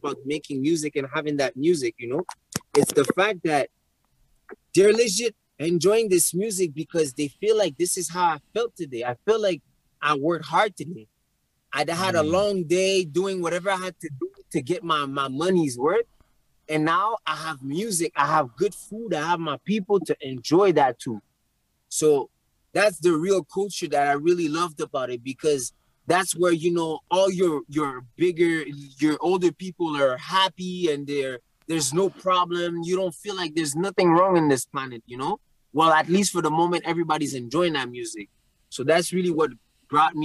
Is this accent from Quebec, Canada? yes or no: yes; Montreal, Quebec, Canada; I grew up in Rivière-des-Prairies